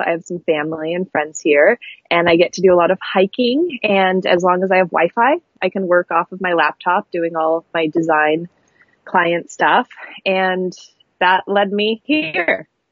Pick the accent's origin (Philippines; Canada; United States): United States; Astoria, Oregon; also born or lived in Seaside, Oregon; I grew up in Astoria and then Seaside, Oregon and it was very coastal